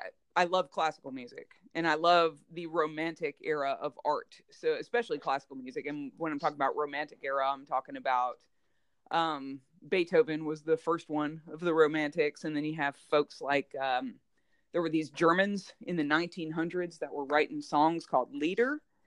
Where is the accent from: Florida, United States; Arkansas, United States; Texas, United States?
Florida, United States; Jacksonville; also born or lived in New Jersey; So before I was in Alabama, I did most of my growing up in Jacksonville, Florida, but I was born in New Jersey. I'm a Jersey girl.